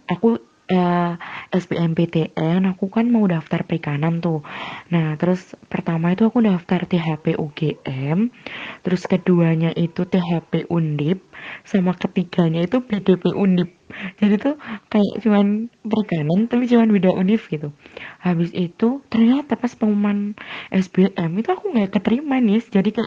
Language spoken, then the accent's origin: Indonesian; Temanggung, Central Java, Indonesia; jadi asalku dari Temanggung Jawa Tengah tahu Temanggung nggak ya sekitar dua jam lah kalau dari Jogja dekat Magelang